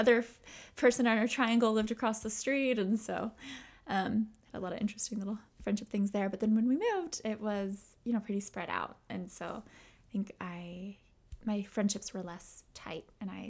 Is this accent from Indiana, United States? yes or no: no; Washington Crossing, Pennsylvania, United States; also born or lived in Levittown, Pennsylvania / Boston area; I grew up in Washington Crossing, Pennsylvania.